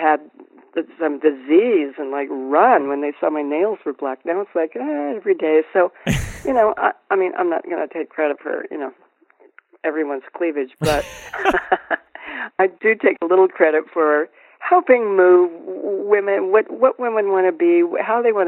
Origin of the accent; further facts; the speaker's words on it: Colorado Springs, Colorado, United States; I grew up in Colorado Springs